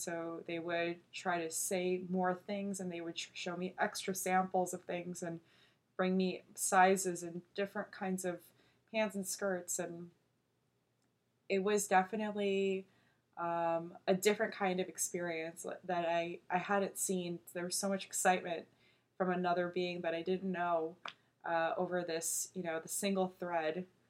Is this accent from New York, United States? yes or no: yes; New York, United States; first language Korean; English is a second language; moved away; also born or lived in Elmhurst / Long Island / California; There was also some slang because I'd grown up in New York. There's a lot of slang in New York.